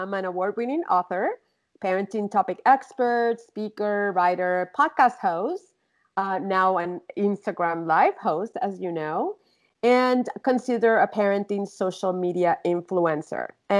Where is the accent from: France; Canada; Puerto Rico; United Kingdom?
Puerto Rico; moved away as an adult; now in California, United States; I was born and raised in Puerto Rico. I came to California to get a master's degree in communications.